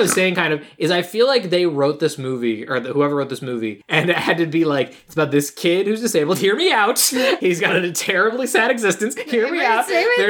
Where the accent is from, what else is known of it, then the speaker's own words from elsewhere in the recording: Illinois, United States; We're from Illinois. We're flatlanders.